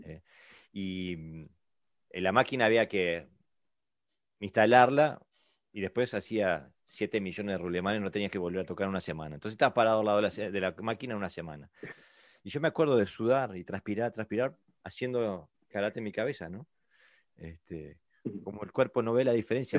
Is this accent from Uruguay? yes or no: yes; Uruguay; now in Denmark; yo vengo de Uruguay, eh, Sudamérica. Y vivo en Dinamarca